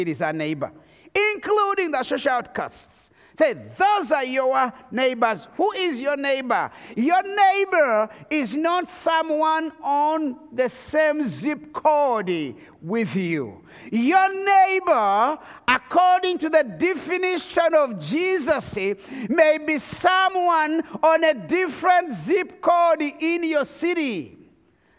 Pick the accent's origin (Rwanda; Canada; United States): Rwanda; I come from the Tutsi tribe of Rwanda